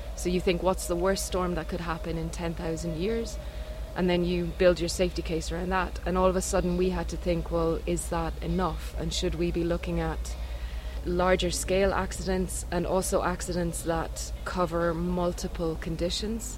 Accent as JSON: {"language": "English", "country": "Ireland", "moved": "as an adult", "lives_now": "Norway", "said": "I'm from Ireland originally, but now living in Norway. I've been there for three years."}